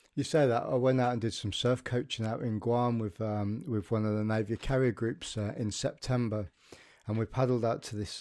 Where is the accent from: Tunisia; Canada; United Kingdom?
United Kingdom; as a as a British nation and um, as British people